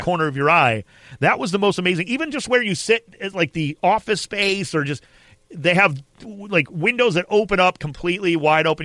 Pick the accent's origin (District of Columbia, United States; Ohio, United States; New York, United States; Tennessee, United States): Ohio, United States; Cleveland; I'm from Cleveland, Ohio